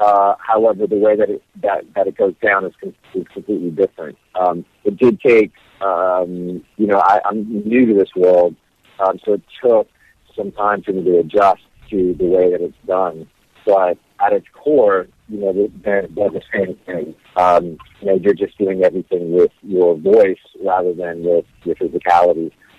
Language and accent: English; Las Vegas, Nevada, United States; also born or lived in Hawaii; I grew up backstage. I grew up, you know, in the lighting booths of clubs. I grew up in Vegas. I grew up in Hawaii.